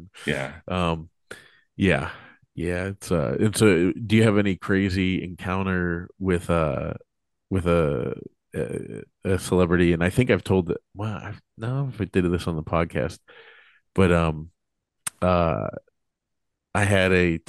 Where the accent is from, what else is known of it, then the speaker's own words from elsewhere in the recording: Monroeville, Pennsylvania, United States; I'm from Monroeville, Pennsylvania, outside, right outside of Pittsburgh, and Gateway High School, that's the school district I went